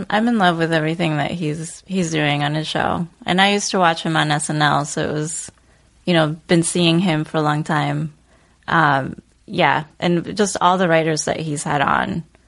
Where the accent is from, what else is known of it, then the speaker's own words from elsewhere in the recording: Bogotá, Colombia; moved away; also born or lived in Chicago; Born and raised in Bogota.